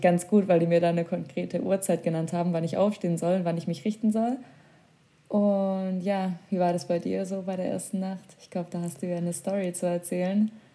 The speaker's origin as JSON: {"language": "German", "country": "Germany", "said": "bei uns in Deutschland"}